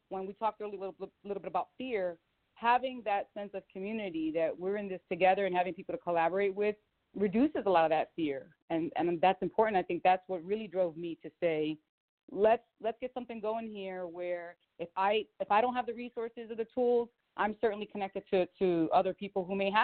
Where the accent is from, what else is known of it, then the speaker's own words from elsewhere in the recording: Philadelphia, Pennsylvania, United States; now in Las Vegas, United States; I'm from Philly